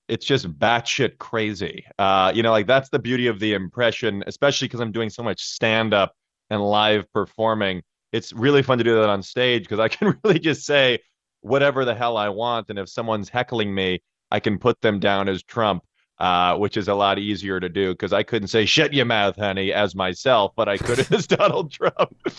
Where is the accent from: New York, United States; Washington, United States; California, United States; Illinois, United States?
Illinois, United States; Chicago; I grew up in Chicago right near Second City, about five minutes away